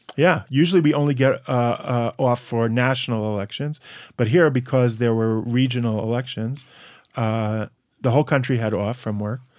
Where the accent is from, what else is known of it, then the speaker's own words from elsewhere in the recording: United States; now in Israel; I'm, I'm American patriot